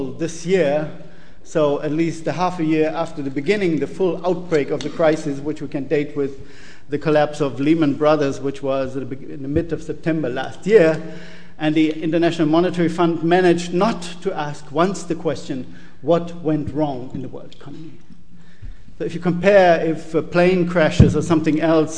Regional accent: Germany; I'm coming from Germany

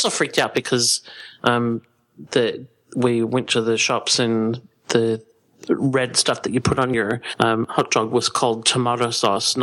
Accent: Melbourne, Victoria, Australia; I'm from Melbourne

